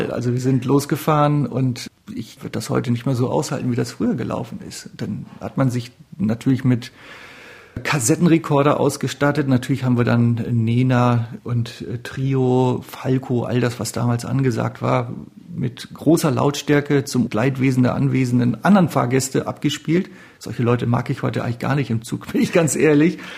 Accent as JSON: {"language": "German", "region": "Northern Germany", "country": "Germany", "said": "hat den Rhein zum ersten Mal gesehen, als Norddeutscher, was ganz toll ist."}